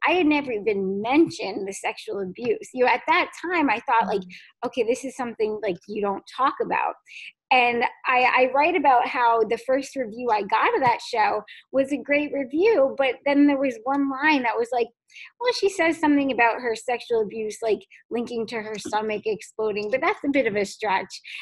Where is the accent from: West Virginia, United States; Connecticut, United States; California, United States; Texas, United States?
Connecticut, United States; Fairfield; I grew up in, in Fairfield, Connecticut